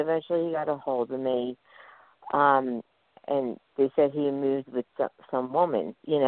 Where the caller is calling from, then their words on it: Philadelphia, Pennsylvania, United States; I'm calling from Philadelphia, Pennsylvania.